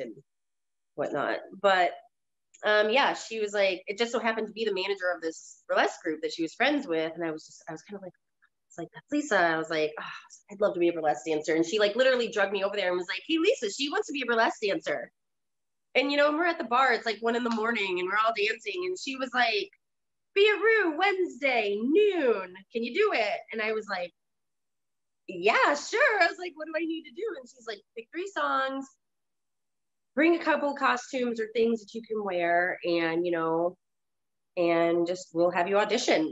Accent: St. Louis, Missouri, United States; moved away as an adult; I was born in St. Louis and I lived there until 2007. So pretty much from the year I was born until 2007.

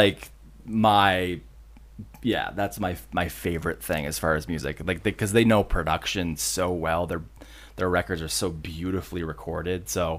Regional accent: Ada, Michigan, United States; moved away as an adult; also born or lived in California; now in Grand Rapids, United States; I grew up in Ada. Okay. And then, you know, moved around after college, and you know, as you do, and then came back. I was gone for 10 years

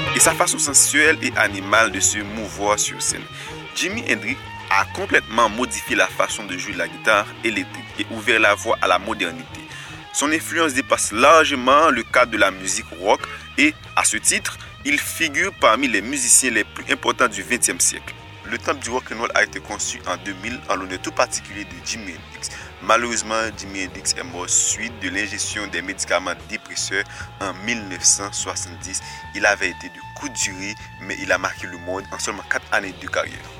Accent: Haiti; chez nous en Haïti

